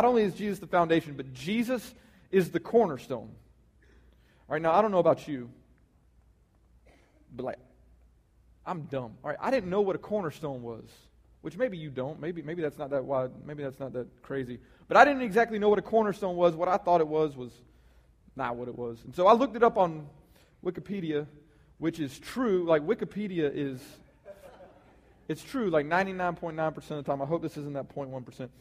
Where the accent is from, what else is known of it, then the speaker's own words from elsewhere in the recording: the South, United States; we're from the South, and everybody around here is Christians